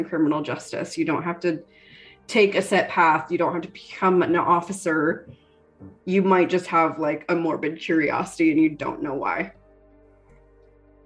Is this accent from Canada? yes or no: yes; Canada; moved away; also born or lived in Cincinnati, Ohio / Connecticut / Halifax, Nova Scotia; I'm Canadian, dual citizen.